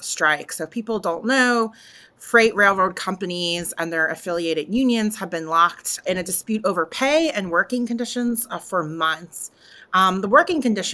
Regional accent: Philadelphia, Pennsylvania, United States; I'm from the Northeast.

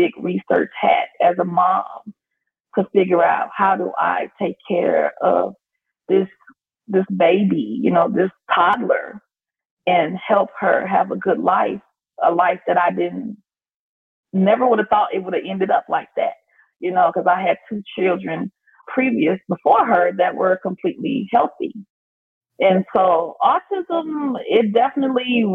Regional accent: Chicago, Illinois, United States; moved away as an adult; now in Las Vegas, United States; I was born and raised in Chicago, Illinois. And then fast forward years in the future, my family relocated and we now reside in Las Vegas, Nevada

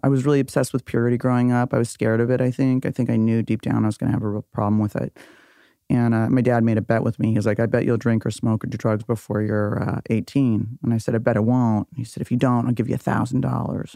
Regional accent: Beverly Hills, California, United States; also born or lived in Benedict Canyon / Laurel Canyon; my childhood, I grew up in Beverly Hills.

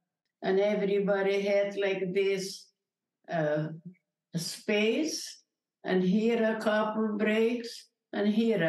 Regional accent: Berehove, Zakarpattia Oblast, Ukraine; English is a second language; I'm a Holocaust survivor, and I'm from Czechoslovakia.

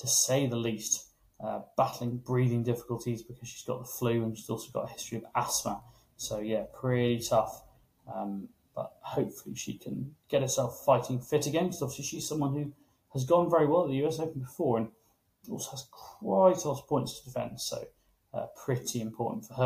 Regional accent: United Kingdom; as British journalists

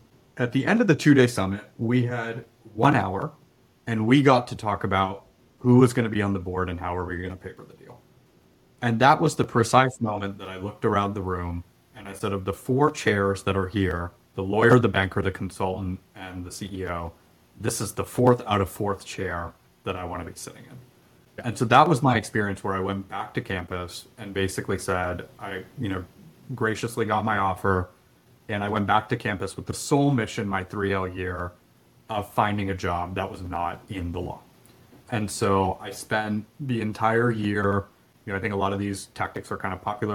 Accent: Atlanta, Georgia, United States; moved away as an adult; also born or lived in Bay Area, California; I'm originally from Atlanta, and we moved back here from the Bay Area a number of years ago

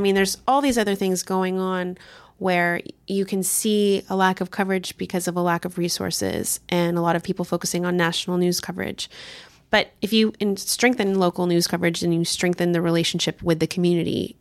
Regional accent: California, United States; also born or lived in Texas; now in Washington, D.C., United States; I grew up in California and I lived in Texas for a time

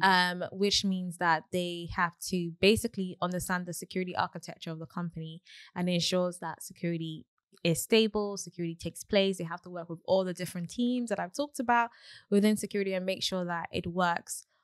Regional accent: Nigeria; I'm Nigerian

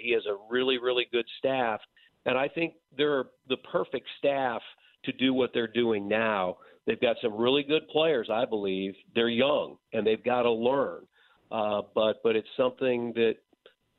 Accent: Indianapolis, Indiana, United States; a kid that went to Westfield High School and Wabash College and not your traditional, you know, broadcasting school, to do what I'm doing in my hometown

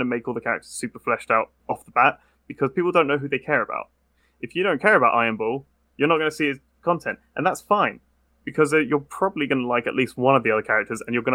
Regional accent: United Kingdom; as a British person

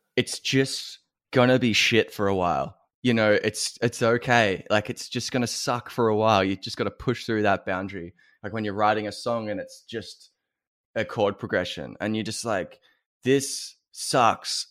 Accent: Wangaratta, Anglesea and Geelong, Victoria, Australia; as an Australian

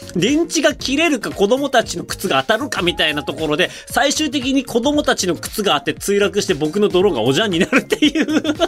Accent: Otaru, Hokkaido, Japan; moved away as an adult; now in China; 小樽といえば皆さんご存知、僕の出身地

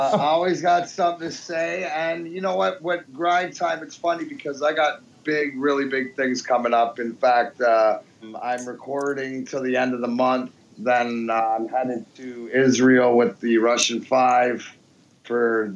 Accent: Leamington, Ontario, Canada; moved away as an adult; also born or lived in Peterborough, Ontario / Belleville, Ontario; now in Michigan, United States; growing up in Leamington, then Peterborough, then Belleville.

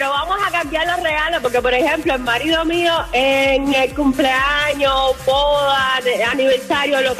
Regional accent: Cuba; moved away as an adult; now in United States; Resulta que llegué de Cuba hace poco

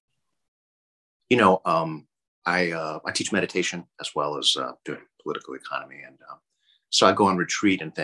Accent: Boston, Massachusetts, United States; now in California, United States; I grew up on the East Coast. I grew up in Boston

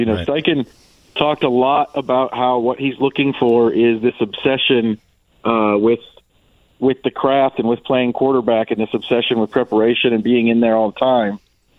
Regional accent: Wisconsin, United States; I'm from Wisconsin

